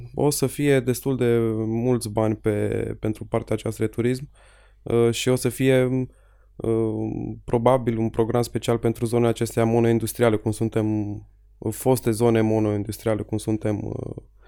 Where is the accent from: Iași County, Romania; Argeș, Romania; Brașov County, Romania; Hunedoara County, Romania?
Hunedoara County, Romania; Petroșani; La noi în Petroșani